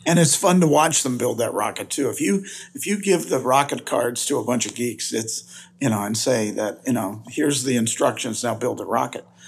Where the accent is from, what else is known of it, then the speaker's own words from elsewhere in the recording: United States; also born or lived in Missouri; I'm from the United States